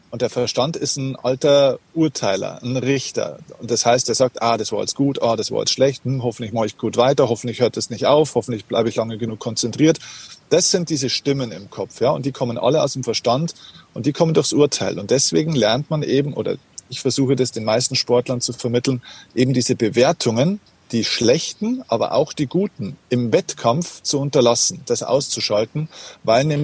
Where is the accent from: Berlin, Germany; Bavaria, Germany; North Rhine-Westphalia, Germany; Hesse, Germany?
Bavaria, Germany; Das heißt, auf gut Deutsch gesagt, bei uns in Bayern sagt man, da ist da einfach wurscht, was passiert, es ist egal.